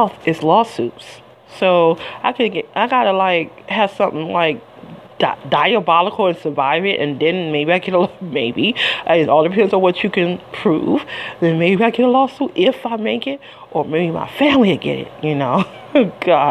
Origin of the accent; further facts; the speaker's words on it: Detroit, Michigan, United States; I'm from Detroit